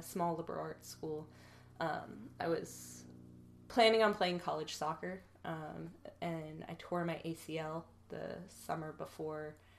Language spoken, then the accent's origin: English; Fayetteville, Ohio, United States; moved away as an adult; also born or lived in Cincinnati, Ohio / Chicago / Kentucky / Athens, Ohio; now in Texas, United States; Yeah, so I'm 31. I'm originally from Fayetteville, Ohio, which is a tiny one stoplight town in southwestern Ohio.